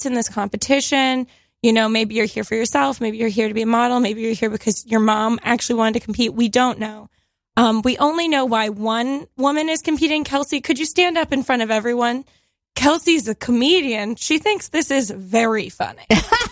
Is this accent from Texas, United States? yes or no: yes; Texas, United States; moved away as an adult; I'm from Texas as well